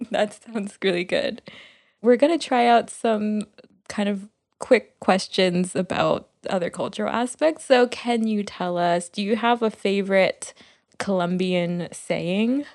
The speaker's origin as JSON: {"language": "English", "town": "Miami", "region": "Florida", "country": "United States", "tie": "born or raised there", "said": "growing up in Miami"}